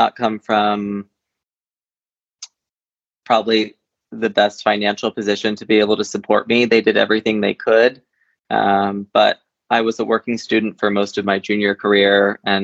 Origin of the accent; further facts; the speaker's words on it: Shelburne, Vermont, United States; I was born and raised in Shelburne, Vermont